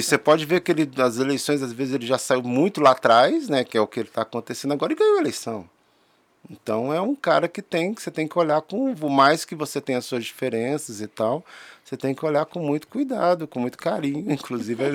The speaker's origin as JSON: {"language": "Portuguese", "town": "Brasília", "region": "Federal District", "country": "Brazil", "said": "sou brasiliense"}